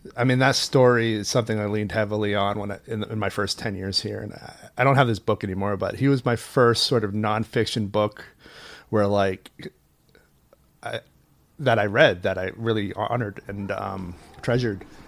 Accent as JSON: {"language": "English", "town": "Portland", "region": "Maine", "country": "United States", "tie": "born or raised there", "said": "I was at King Middle School in Portland, Maine. We're both from Maine."}